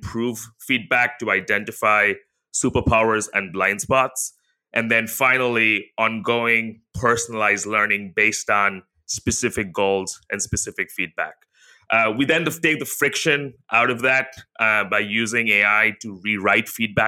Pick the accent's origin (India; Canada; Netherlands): India; now in Singapore; Yeah, so, you know, I live in Singapore with my wife, where we both grew up in Asia. So I grew up in India.